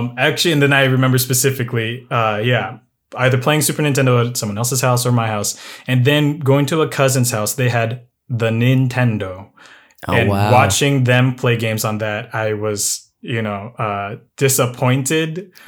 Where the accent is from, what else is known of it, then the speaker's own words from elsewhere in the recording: Midwest, United States; born there; Myself, I am a born in the Midwest, actually.